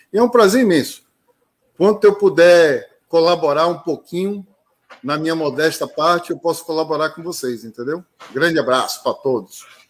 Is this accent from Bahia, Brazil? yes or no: yes; Bahia, Brazil; como, como um bom baiano